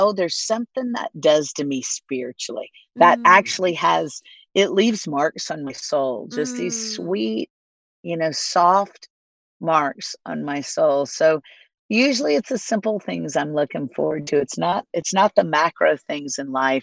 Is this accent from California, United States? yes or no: no; Florida, United States; now in Nashville, United States; I grew up in Florida